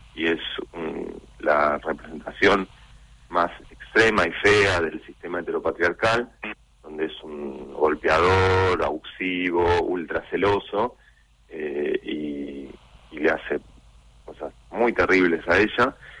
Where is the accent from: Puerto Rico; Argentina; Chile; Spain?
Argentina; Mar del Plata, Buenos Aires Province; now in Buenos Aires, Argentina; uno es nacido y criado en Mar del Plata, eh, estoy viviendo acá ya casi más de la mitad de mi vida